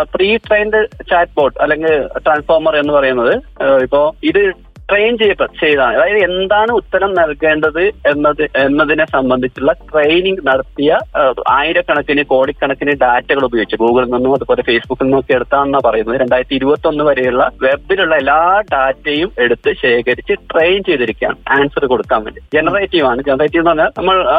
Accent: Kasaragod, Kerala, India; ഞാൻ കാസർഗോഡ് സ്വദേശിയാണ്

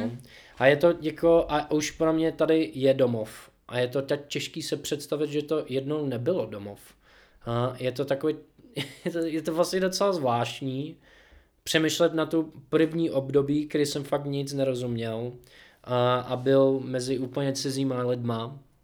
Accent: Seattle, New Jersey, United States; Czech is a second language; moved away as an adult; also born or lived in Boston, Massachusetts, United States; now in Czech Republic; já jsem se narodil v New Jersey mm-hmm. a pak jsme přestěhovali do Seattleu, když mi bylo 11.

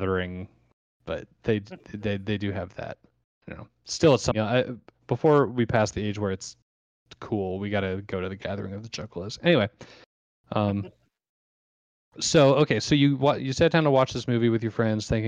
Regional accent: Muscatine, Iowa, United States; me being born a Muscatine.

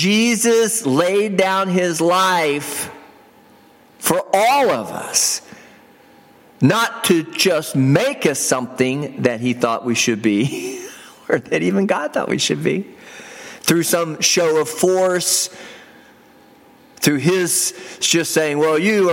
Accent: United States; I identify as a citizen of the United States

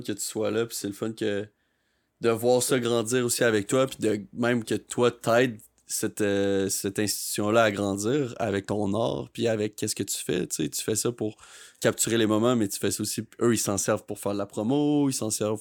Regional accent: Sherbrooke, Quebec, Canada; moved away as an adult; now in Montreal, Canada; Je viens de Sherbrooke.

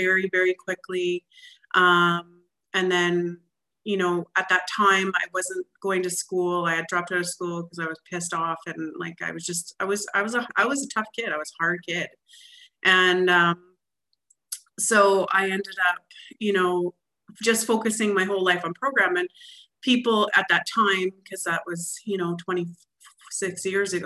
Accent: Alberta, Canada; I'm actually from Alberta, Canada, and so I come from a long ways away.

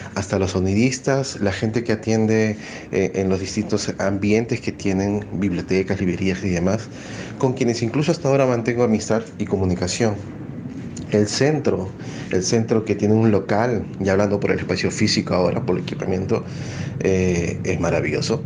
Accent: Peru; soy narrador oral de Perú

